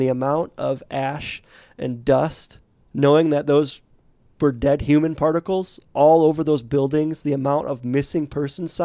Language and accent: English; United States; from the United States